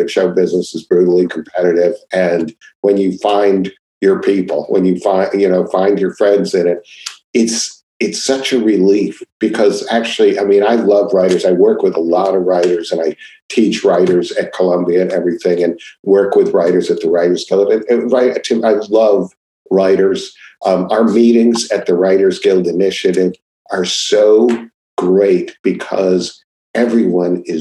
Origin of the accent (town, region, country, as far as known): Seattle, Washington, United States; born or raised there